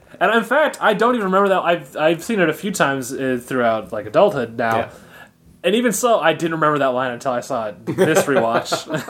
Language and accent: English; Southern California, United States; Like, I grew up in Southern California.